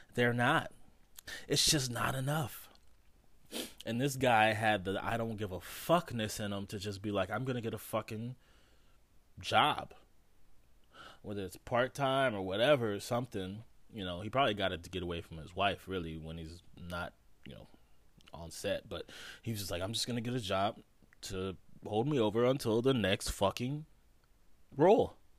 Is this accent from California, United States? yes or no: yes; Los Angeles, California, United States; I was born in Los Angeles, California, Cedar Sinai's Hospital in fucking Beverly Hills.